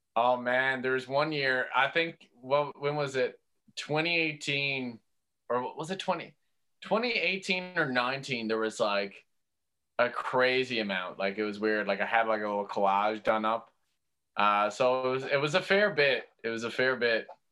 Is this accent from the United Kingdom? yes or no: no; St. John's, Newfoundland and Labrador, Canada; growing up on Merry Meeting Road and going to Brother Ice Junior High School